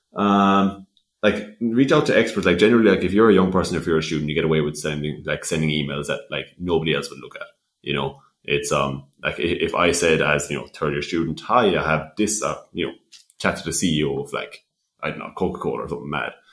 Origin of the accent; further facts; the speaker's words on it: West Limerick, Munster, Ireland; I'm from West Limerick, but I had to commute up to Dublin very frequently